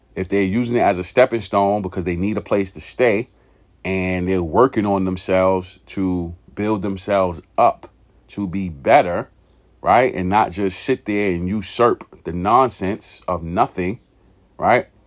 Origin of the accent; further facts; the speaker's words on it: New York City, New York, United States; moved away as an adult; also born or lived in California; growing up in that environment, growing up in East New York, pink houses, uh, in the eighties, nineties